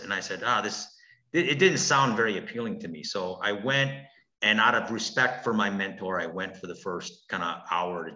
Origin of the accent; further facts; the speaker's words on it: Milwaukee, Wisconsin, United States; also born or lived in Brookfield, Wisconsin / Korea; Our family immigrated from Korea, and we came to Milwaukee in the 70s. And I grew up on 36th and North. Eventually, we grew up on the south side of Milwaukee, off of 13th and Layton. And then later on in my young teen years, we grew up in Brookfield.